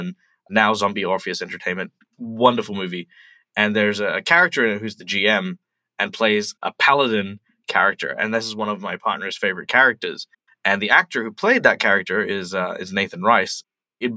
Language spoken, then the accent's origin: English; Perth, Western Australia, Australia; Perth, West Australia, which is my hometown